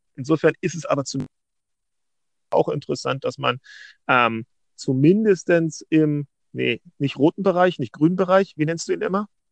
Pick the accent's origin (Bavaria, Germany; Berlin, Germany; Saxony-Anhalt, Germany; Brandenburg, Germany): Berlin, Germany; ich bin Berliner